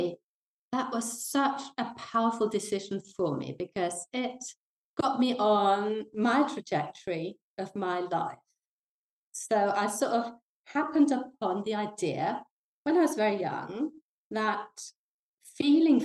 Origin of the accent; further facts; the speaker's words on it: Denmark; English is a second language; moved away as an adult; also born or lived in London, United Kingdom / south of France; now in France; I was born in Denmark. And I got the crazy idea when I was very young that I wanted to play the harp. And there's not a lot of harp playing going on in the north of Denmark